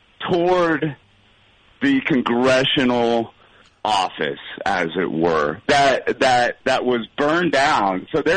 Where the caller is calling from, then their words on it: Columbia, South Carolina, United States; Columbia, South Carolina.